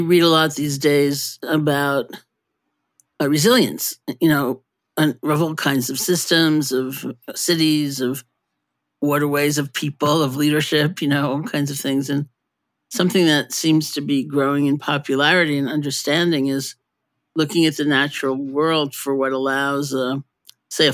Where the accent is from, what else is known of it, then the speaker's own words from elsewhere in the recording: New York City, New York, United States; I grew up in New York City